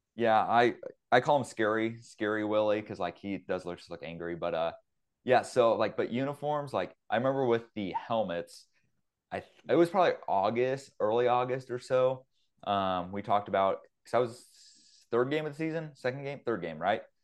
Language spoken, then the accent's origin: English; Ellinwood, Kansas, United States; back in my hometown, Ellenwood, Kansas